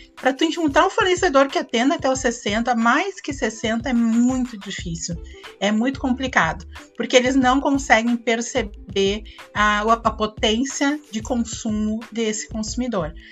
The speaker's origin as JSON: {"language": "Portuguese", "town": "Porto Alegre", "region": "Rio Grande do Sul", "country": "Brazil", "said": "Eu sou gaúcha, sou de Porto Alegre"}